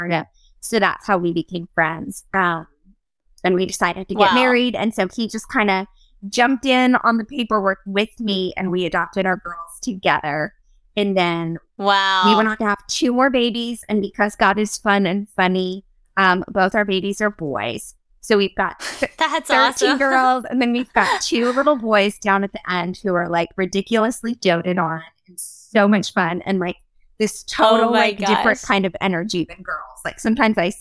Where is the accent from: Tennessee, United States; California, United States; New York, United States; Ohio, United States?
Tennessee, United States; Brentwood; moved away as an adult; also born or lived in Uganda; I grew up in Brentwood